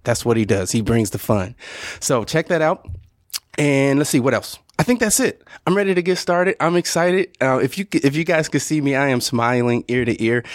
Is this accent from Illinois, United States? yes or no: yes; Southern Illinois, United States; moved away; I'm originally from Southern Illinois